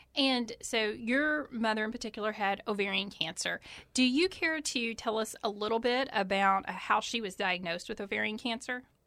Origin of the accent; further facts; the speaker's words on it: Eastern Kentucky, United States; I'm originally from Eastern Kentucky